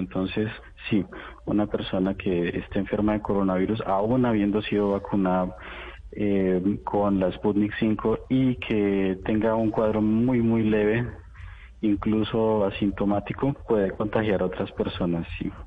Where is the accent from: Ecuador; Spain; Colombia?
Colombia; now in Moscow, Russia; yo pues soy tan colombiano como ustedes